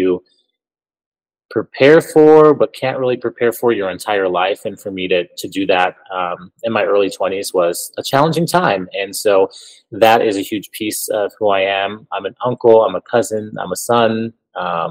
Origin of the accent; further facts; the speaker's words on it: Elgin, Illinois, United States; moved away as an adult; also born or lived in Quad Cities; now in Milwaukee, United States; I'm from the Chicago suburb of Elgin, Illinois